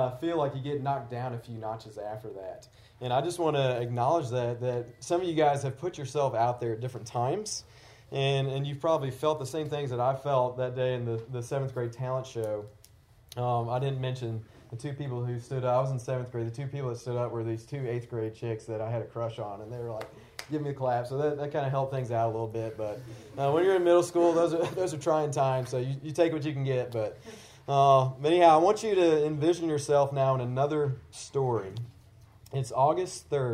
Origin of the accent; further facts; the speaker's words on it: Tennessee, United States; I grew up in the South in Tennessee